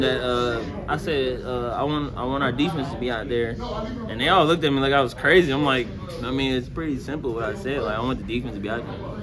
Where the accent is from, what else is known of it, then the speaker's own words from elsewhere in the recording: Charlotte, North Carolina, United States; I was from Charlotte